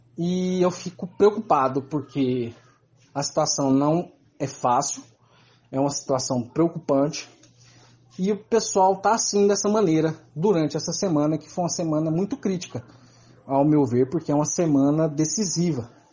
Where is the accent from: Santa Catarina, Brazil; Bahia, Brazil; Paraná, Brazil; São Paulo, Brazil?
Bahia, Brazil; Salvador; sou de Salvador